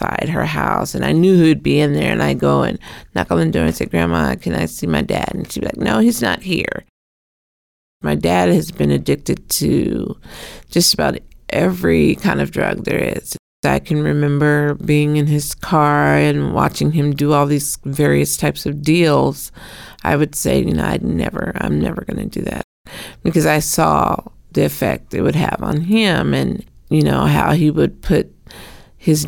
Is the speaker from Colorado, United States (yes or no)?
no; Portland, Oregon, United States; I was raised here in Portland, Oregon